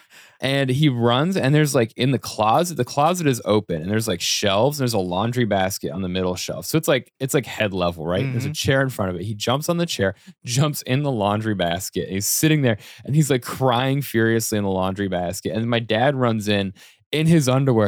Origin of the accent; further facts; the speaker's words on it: Colorado, United States; moved away as an adult; also born or lived in Boulder, Colorado; growing up in Colorado, when I moved out and I lived in my first apartment in Boulder